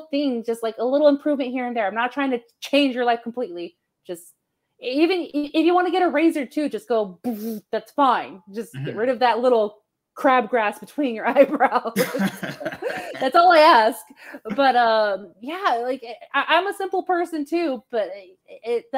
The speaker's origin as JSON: {"language": "English", "country": "United States", "said": "my parents are from Mexico, and I love my heritage, and I like my culture, too, but first and foremost, I'm an American, so that is my... Anywhere I go out of the country, because I've traveled the world, too, I always say I'm an American. I'm not from Mexico. I'm from the United States"}